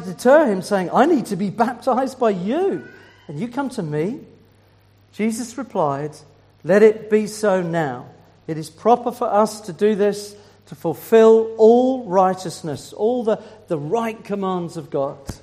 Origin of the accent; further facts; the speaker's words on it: Swindon, South West England, United Kingdom; moved away as an adult; now in Isle of Wight, United Kingdom; I'm from Swindon